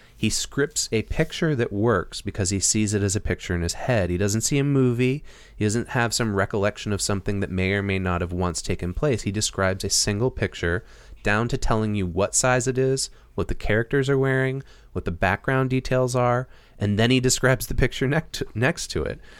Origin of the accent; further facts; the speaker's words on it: Massachusetts, United States; moved away; I'm from Massachusetts, and, uh, my family lives in Northampton, Massachusetts.